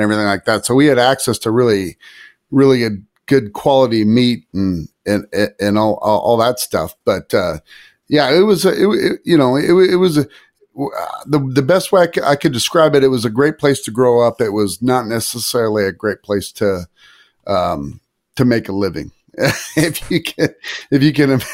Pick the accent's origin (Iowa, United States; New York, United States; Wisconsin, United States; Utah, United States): Iowa, United States; now in San Antonio, United States; I grew up in Iowa